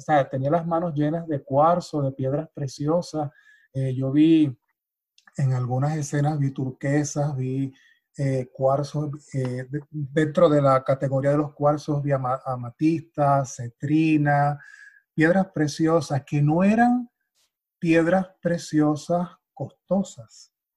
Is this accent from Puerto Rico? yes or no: yes; Puerto Rico; now in United States; para mí que soy puertorriqueño, o sea, forma parte de mi, de mi ADN, forma parte de esta, de, mi, de mi eh, cultura popular, desde niño